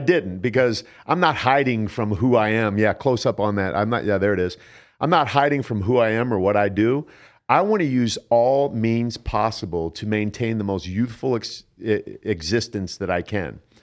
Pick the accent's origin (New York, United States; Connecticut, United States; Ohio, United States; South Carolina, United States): Ohio, United States; Canton; moved away; I grew up in Canton, Ohio, home of the Pro Football Hall of Fame